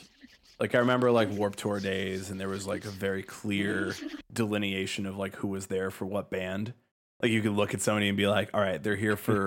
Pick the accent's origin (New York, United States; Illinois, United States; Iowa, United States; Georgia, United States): Illinois, United States; Chicago; we're from Chicago.